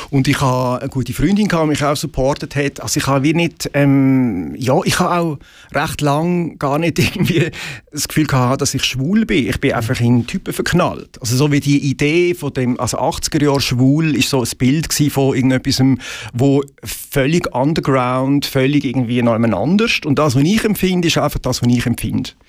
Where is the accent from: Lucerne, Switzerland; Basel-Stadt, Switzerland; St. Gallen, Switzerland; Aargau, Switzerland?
Aargau, Switzerland; Möhlin; also born or lived in Basel; ich bin tatsächlich Basler, aber ich bin in Möllin aufgewachsen.